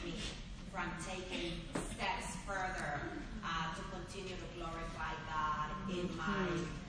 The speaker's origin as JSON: {"language": "English", "country": "Panama", "moved": "yes", "lives_now": "Northern Virginia, United States", "said": "I'm originally from Panama, but I live in Northern Virginia."}